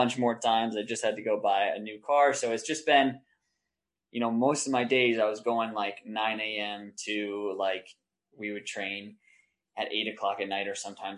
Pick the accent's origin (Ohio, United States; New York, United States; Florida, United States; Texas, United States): New York, United States; also born or lived in Denmark; my hometown